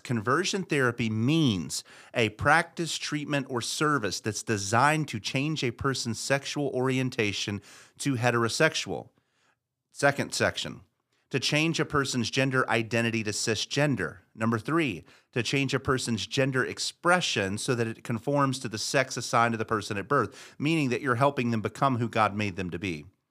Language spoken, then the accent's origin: English; United States; also born or lived in Massachusetts; us all as American Christians